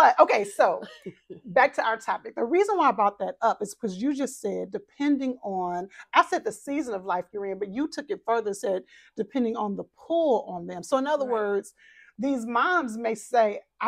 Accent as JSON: {"language": "English", "region": "Texas", "country": "United States", "said": "I'm from Texas"}